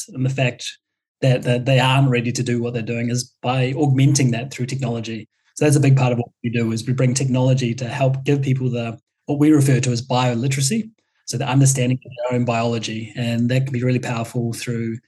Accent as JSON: {"language": "English", "country": "New Zealand", "said": "a classic Kiwi that I am"}